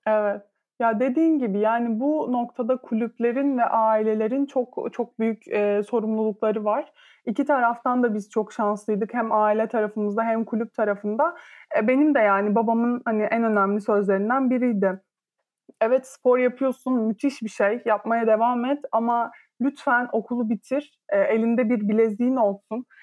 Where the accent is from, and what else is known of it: İzmir, Turkey